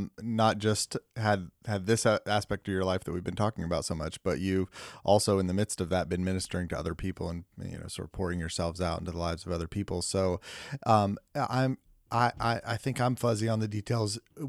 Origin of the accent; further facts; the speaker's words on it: Deep South, United States; No, I'm from the Deep South, yes.